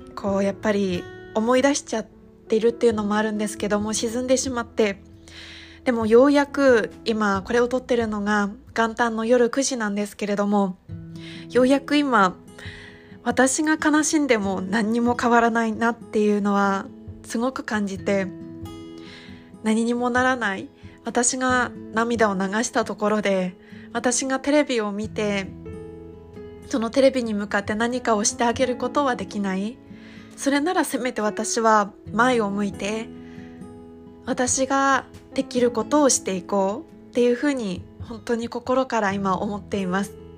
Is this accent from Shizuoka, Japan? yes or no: no; Iwate, Japan; moved away; 私はあの地元が岩手県なので中学生の時に東日本大震災を経験している